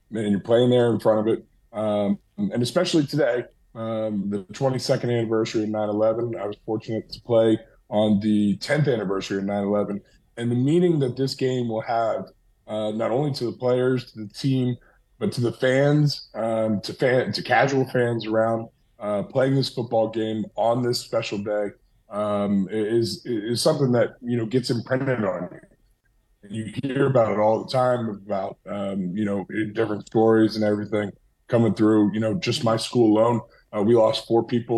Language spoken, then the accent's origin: English; Ohio, United States; moved away; growing up in Ohio, I was in Ohio the day that 9/11 happened